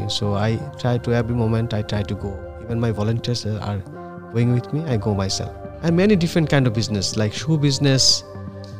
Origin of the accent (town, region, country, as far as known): Bangladesh; first language Bangla; English is a second language